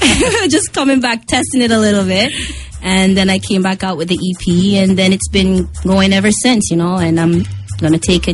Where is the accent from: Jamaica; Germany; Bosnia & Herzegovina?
Jamaica; now in Montreal, Canada; I'm from Jamaica, but I speak French.